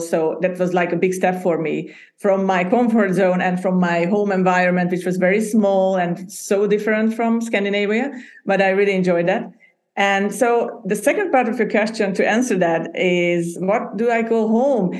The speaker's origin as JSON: {"language": "English", "country": "Hungary", "tie": "born or raised there", "also_born_or_lived": "Budapest, Hungary / Denmark", "second_language": "English", "moved": "as an adult", "said": "I was born and raised in Hungary, in Central Europe."}